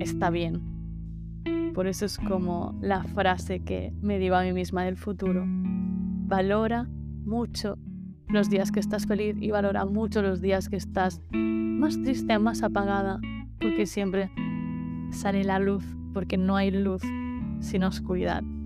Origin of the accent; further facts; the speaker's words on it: Menorca, Balearic Islands, Spain; soy de Menorca